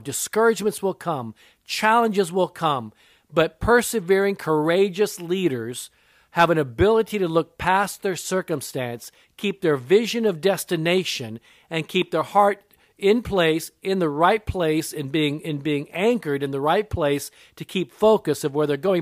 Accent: Japan; I'm part Japanese. I was born in Japan. My mother was Japanese

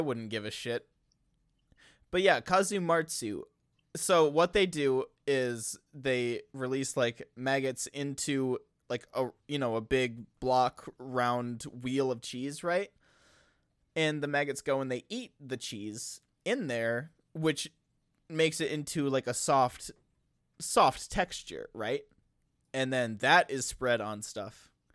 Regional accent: Wisconsin, United States; I am from Wisconsin

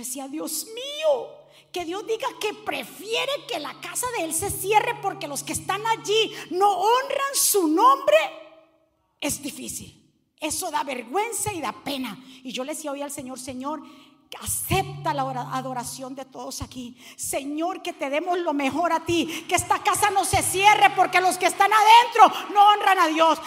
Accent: Cali, Valle del Cauca, Colombia; accent: caleño; me salió lo caleño

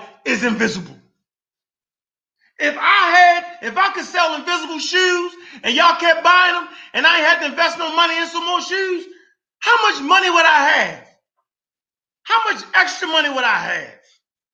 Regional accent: Baltimore, Maryland, United States; I was born in Baltimore, Maryland, right? I went to Browns Memorial on Belvedere.

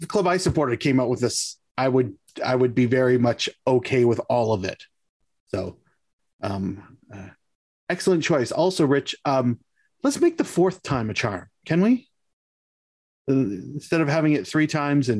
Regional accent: Hamilton, Ontario, Canada; I'm from Hamilton.

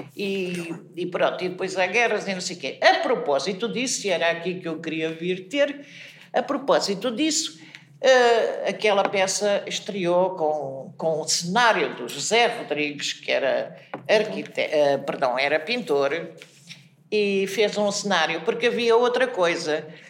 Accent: Espinho, Aveiro District, Portugal; eu sou de Espinho e, e desde sempre eh, andei pelos teatros, isto é, teatros amadores, não é? De criança, desde os 5 anos

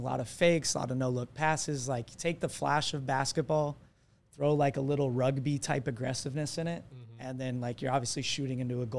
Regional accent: Arizona, United States; also born or lived in California; I was born in Southern California, but moved to Arizona when I was, my memory goes back to Arizona.

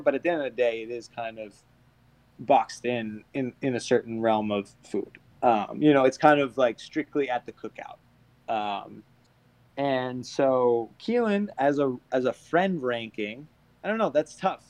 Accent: just outside of Boston, Massachusetts, United States; I grew up just outside of Boston, closer to Boston than the rest of the Boston boys

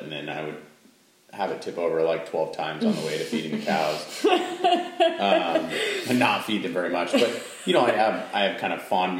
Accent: Central Oregon, United States; So we grew up in Central Oregon. I guess I was brought into this world when we lived in Central Oregon.

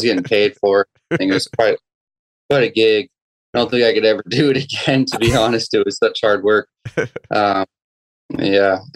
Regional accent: northern Maine, United States; moved away as an adult; also born or lived in Saint John, New Brunswick, Canada; now in Southern California, United States; when I was seven, I moved to Maine, northern Maine, grew up there, and graduated to a town of 5,000 people

